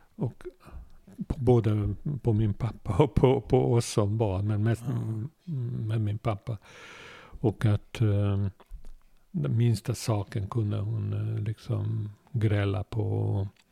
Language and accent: Swedish; Budapest, Hungary; Swedish is a second language; moved away as an adult; now in Sweden; vi bodde mitt i stan i Budapest